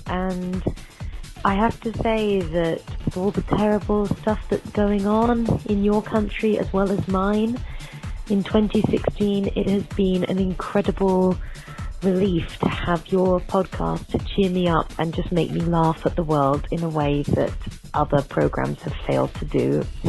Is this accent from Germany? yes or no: no; London, United Kingdom; I'm from London in England, and I stumbled across your podcast when I was living in South Korea